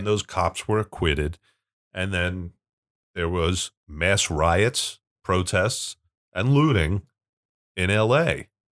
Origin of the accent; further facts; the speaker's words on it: Pennsylvania, United States; a good f, Pennsylvanian